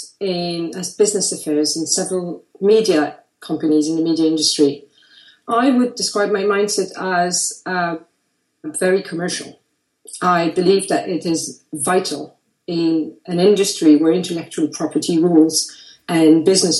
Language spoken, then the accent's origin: English; Brussels, Brussels-Capital Region, Belgium; also born or lived in Paris; now in London, United Kingdom; based between Paris, London, and my hometown, Brussels. I live in London